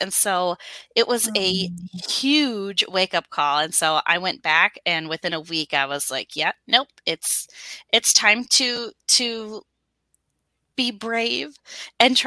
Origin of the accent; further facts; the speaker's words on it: Wisconsin, United States; I have been born and raised in Wisconsin. I've never known anything else. I'm a true Wisconsin girl